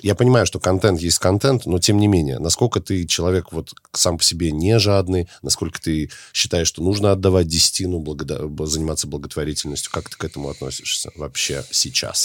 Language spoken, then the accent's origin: Russian; Minsk, Belarus; из Минска, с моего родного города